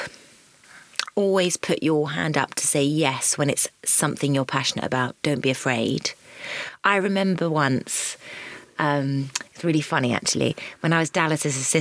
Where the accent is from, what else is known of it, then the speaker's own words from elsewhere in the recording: Suffolk, East of England, United Kingdom; moved away; I was a country bumpkin. And I was from Suffolk.